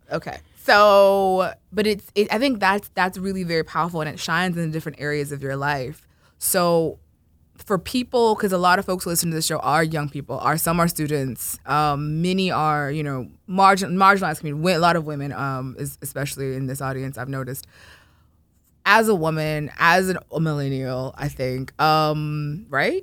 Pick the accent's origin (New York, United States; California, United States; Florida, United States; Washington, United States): Florida, United States; I'm from Florida